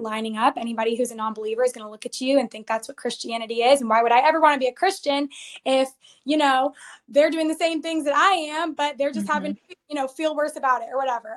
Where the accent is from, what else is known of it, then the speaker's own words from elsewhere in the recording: Georgia, United States; also born or lived in Arizona; I grew up in Georgia